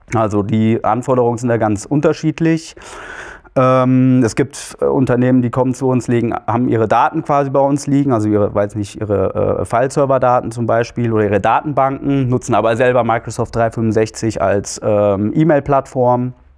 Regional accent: Marburg-Biedenkopf district, Hesse, Germany; also born or lived in Hannover; Ich bin in Hannover geboren, bin aber hier im äh, Landkreis marburg bienkopf aufgewachsen

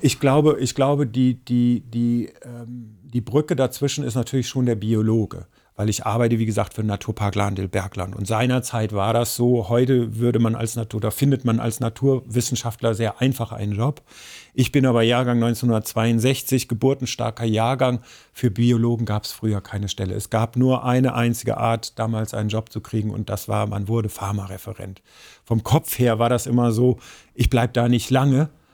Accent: Ruhr area, North Rhine-Westphalia, Germany; now in Central Hesse, Germany; bei uns im Ruhrgebiet, wo ich aufgewachsen bin

